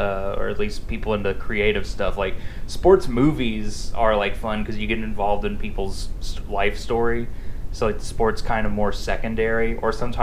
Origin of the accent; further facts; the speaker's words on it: Mississippi, United States; moved away; I'm from Mississippi